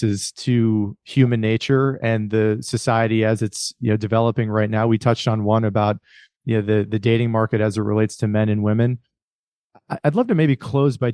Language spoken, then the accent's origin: English; Rust Belt, United States; I grew up in the Rust Belt